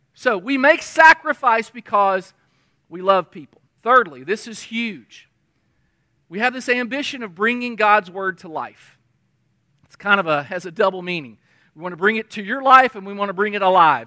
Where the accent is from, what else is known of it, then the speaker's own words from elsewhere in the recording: United States; we're an American